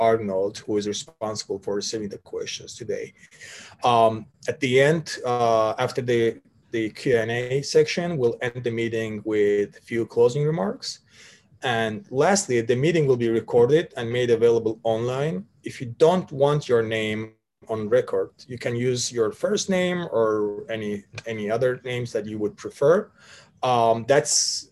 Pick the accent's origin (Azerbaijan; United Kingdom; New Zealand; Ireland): Azerbaijan; Sumgayit; now in Washington, D.C., United States; I'm born and raised in Sumgayit, Azerbaijan, but now residing in Washington, D.C., United States.